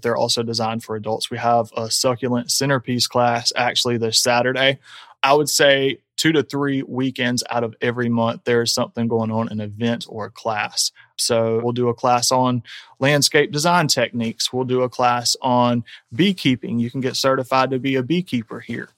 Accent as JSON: {"language": "English", "town": "Lake City", "region": "South Carolina", "country": "United States", "tie": "born or raised there", "also_born_or_lived": "Charleston", "said": "I grew up in Lake City, and Lake City maybe wasn't the most desirable place to live at that time."}